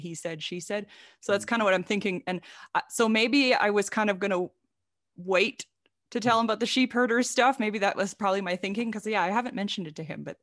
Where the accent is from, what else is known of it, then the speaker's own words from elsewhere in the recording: Saskatchewan, Canada; now in United States; I grew up in a really, really small town in Saskatchewan in Canada. I'm Canadian. I live in the US right now